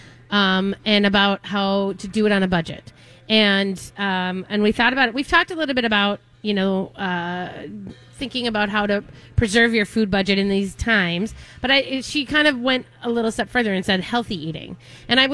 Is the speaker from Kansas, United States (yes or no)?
no; Minnesota, United States; I'm from Minnesota. I make hot dish